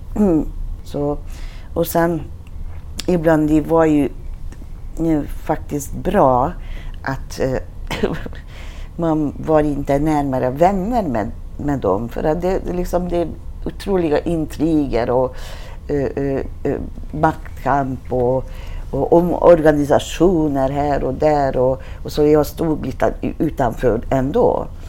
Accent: Hungary; Swedish is a second language; moved away as an adult; now in Sweden; Jag kom till Sverige från Ungern i 80-talet

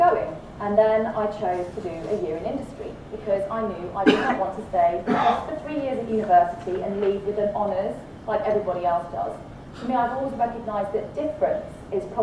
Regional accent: United Kingdom; accent: British; now in Australia; it was an old red brick university in the UK, you can tell from my accent

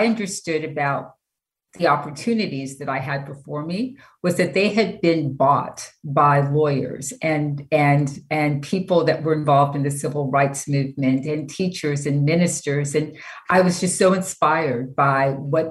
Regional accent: Orange County, California, United States; also born or lived in Los Angeles; I'm a native Angeleno, but I grew up in Orange County

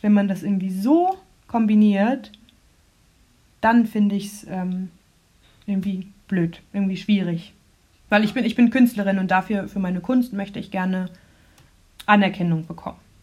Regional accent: Rotenburg, Lower Saxony, Germany; also born or lived in Munich; now in Freiburg, Germany; bin in München geboren und danach als sehr kleines Kind nach Rothenburg an der Wimme gezogen, wo ich aufgewachsen bin. Das ist bei Bremen.

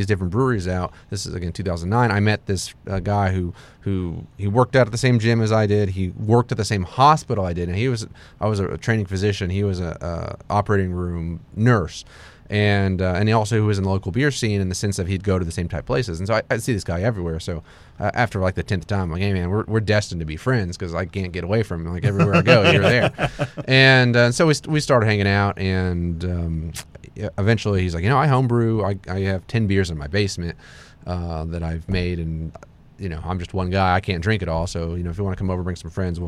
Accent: Houston, Texas, United States; also born or lived in Pennsylvania; I'm from the Clear Lake area initially

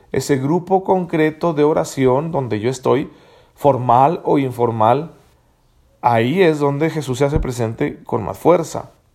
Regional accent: Mexico

